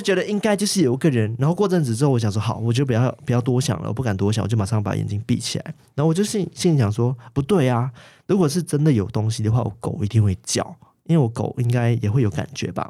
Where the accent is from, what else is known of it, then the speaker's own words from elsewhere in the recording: Malaysia; now in Taiwan; 因为我是马来西亚人，然后那时候我们也是一样是华人嘛，所以一样会有鬼月